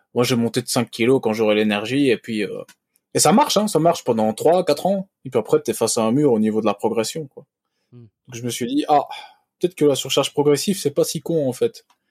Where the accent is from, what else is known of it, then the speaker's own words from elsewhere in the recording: Belgium; Bon, moi je suis belge